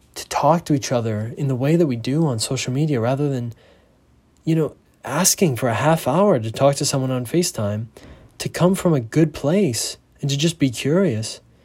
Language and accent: English; United States; moved away; as an American